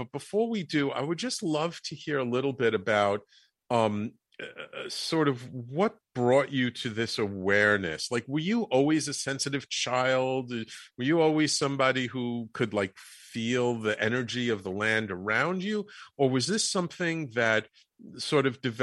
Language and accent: English; New York City, New York, United States; also born or lived in Manhattan; I grew up in the Bronx